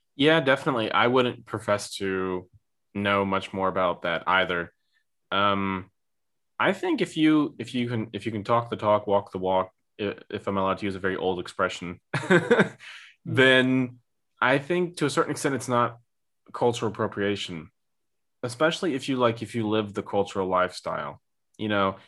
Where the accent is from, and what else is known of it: United States; now in Germany